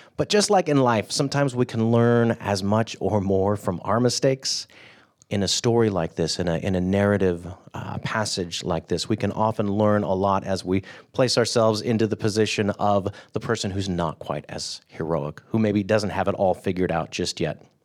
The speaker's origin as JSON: {"language": "English", "region": "California", "country": "United States", "tie": "born or raised there", "said": "I grew up in California"}